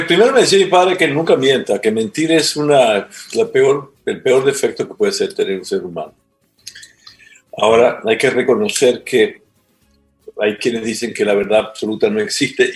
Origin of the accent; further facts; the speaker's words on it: Venezuela; moved away as an adult; also born or lived in Trinidad and Tobago; now in Ecuador; yo soy venezolano por nacimiento en mis papeles, pero físicamente vine al mundo en Trinidad y Tobago